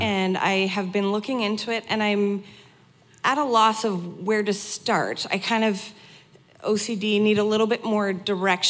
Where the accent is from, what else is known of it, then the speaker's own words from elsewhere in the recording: Fallis, Alberta, Canada; I am from a tiny little hamlet called Fallis, so it's west of Edmonton on your way to Jasper